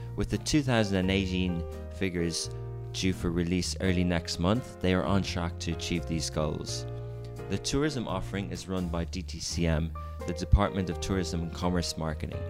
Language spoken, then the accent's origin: English; Ireland; now in Dubai, United Arab Emirates; I come from Ireland